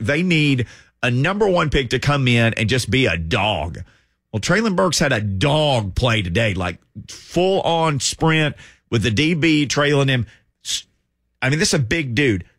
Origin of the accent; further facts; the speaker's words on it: Arkansas, United States; moved away; I'm from Arkansas, so I know a lot of people from Arkansas being from there